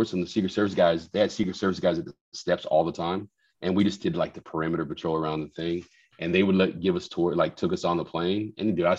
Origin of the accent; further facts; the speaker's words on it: Huntsville, Texas, United States; I grew up like in Huntsville in Texas, right? Like a small okay. town